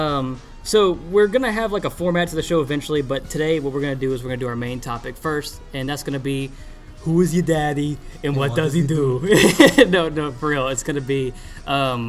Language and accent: English; the South, United States; since we're from the South